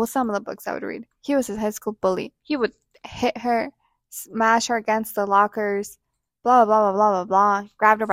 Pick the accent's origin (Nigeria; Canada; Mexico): Mexico; first language Spanish; we're both Hispanic, we're both Latinas, we're both from Mexico, and we both speak Spanish